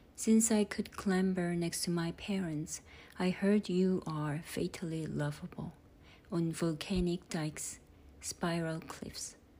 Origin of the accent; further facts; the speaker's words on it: South Korea; English is a second language; moved away as an adult; also born or lived in United Kingdom / United States; now in Livermore, United States; I was born and raised in South Korea and moved to English speaking countries. First the UK in 2003, then the USA in 2006